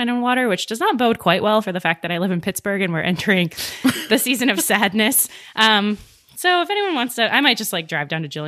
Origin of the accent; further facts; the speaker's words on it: Bangkok, Thailand; born there; I guess other fun fact about me, I was born in Thailand, uh, Bangkok, Thailand. That's where my parents started their married life.